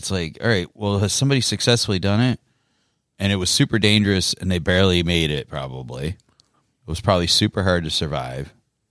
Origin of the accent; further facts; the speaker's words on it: Detroit, Michigan, United States; We're from the greatest city in North America.